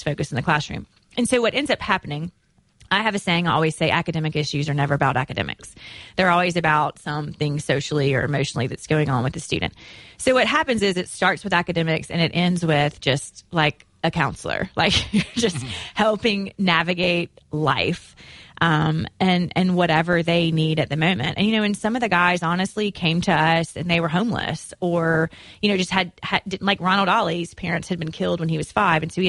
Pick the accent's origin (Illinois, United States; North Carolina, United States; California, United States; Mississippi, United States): Mississippi, United States; Clinton; also born or lived in Tennessee; now in Nashville, United States; They're from my hometown